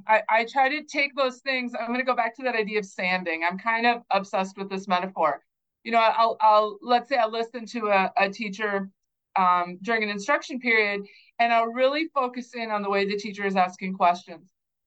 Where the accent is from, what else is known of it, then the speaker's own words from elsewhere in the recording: North Dakota, United States; born there; also born or lived in Kansas / New Mexico; I grew up in a lot of different communities. We moved a lot. I was born in North Dakota. I lived in Kansas. I lived in New Mexico. We came back up to South Dakota.